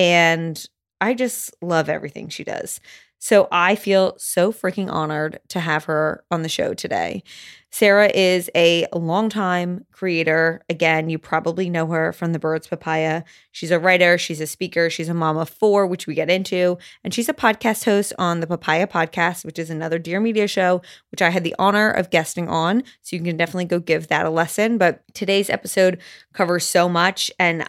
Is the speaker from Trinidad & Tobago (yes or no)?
no; Canada; accent: Canadian; I fear that by the end of this episode, I will be speaking my full Canadian accent, but who knows?